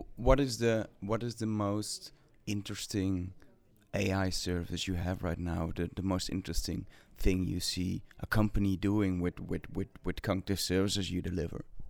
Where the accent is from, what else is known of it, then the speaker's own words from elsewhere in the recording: Netherlands; English is a second language; I'm from Netherlands